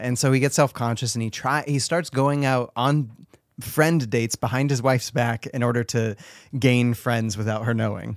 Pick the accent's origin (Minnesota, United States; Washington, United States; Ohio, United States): Washington, United States; also born or lived in California; I moved to Washington as well from California